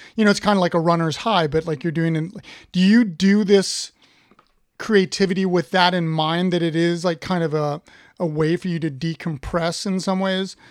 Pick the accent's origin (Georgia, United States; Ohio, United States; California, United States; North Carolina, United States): Ohio, United States; I'm from Ohio